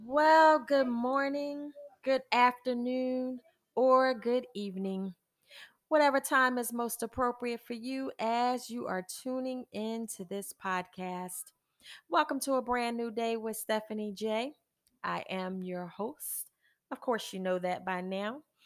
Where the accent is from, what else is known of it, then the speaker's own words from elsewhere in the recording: United States; I am an American, and I am a woman